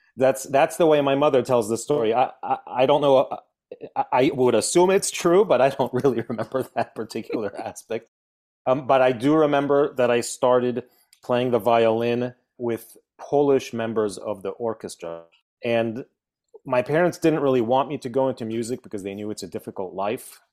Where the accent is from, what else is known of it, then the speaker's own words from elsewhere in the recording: Veracruz, Mexico; moved away; also born or lived in Poland; I was born in Poland, and then we moved to Mexico, and that, that's where I started school. That's where I started music in, in Veracruz, in Mexico.